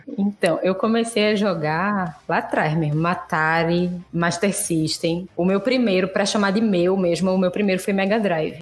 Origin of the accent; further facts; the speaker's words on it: Recife, Pernambuco, Brazil; eu sou de Recife